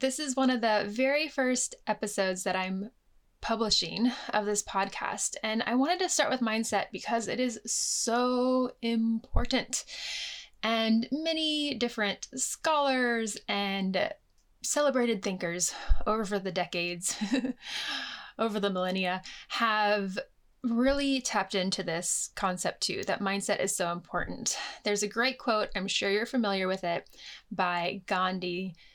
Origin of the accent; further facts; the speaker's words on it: United States; moved away as an adult; now in United Kingdom; growing up in the United States